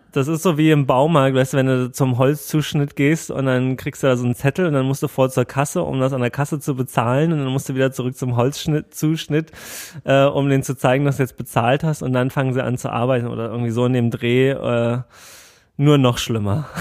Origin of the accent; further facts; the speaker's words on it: Germany; ich komme hier aus Deutschland